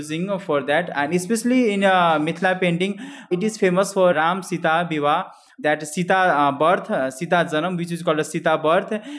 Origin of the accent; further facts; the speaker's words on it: Janakpur, Madhesh Province, Nepal; I'm from Janakpur Dham, and I'm a journalist